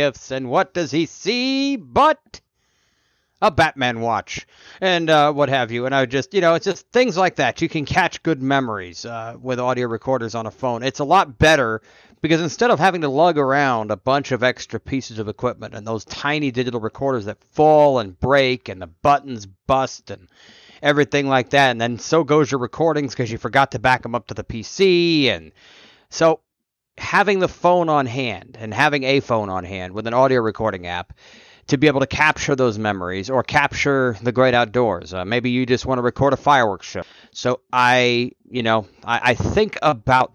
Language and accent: English; Nebraska, United States; I was born in Nebraska